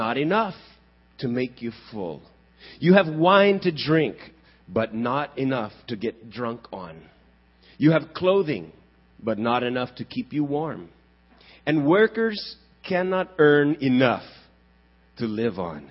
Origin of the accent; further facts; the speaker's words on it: Texas, United States; I grew up in Texas.